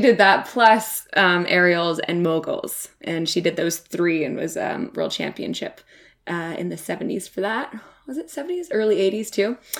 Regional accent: Whistler, British Columbia, Canada; I grew up in Whistler, B C, like I just said, and it's a ski town.

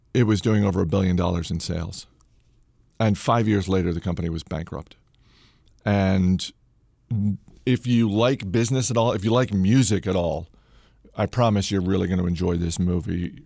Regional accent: Maine, United States; now in Alexandria, United States; I grew up in Maine

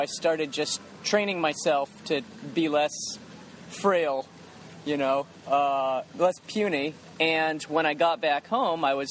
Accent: Northampton, Massachusetts, United States; This was just my hometown. I started with Northampton, Massachusetts.

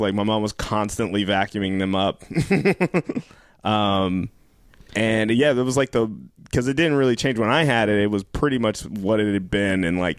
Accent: Denver, Colorado, United States; Born and raised, yeah. Wow. I'm a townie. High school there, I went to college there, I went to law school there.

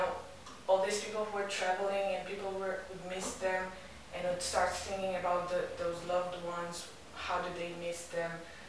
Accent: Cape Verde

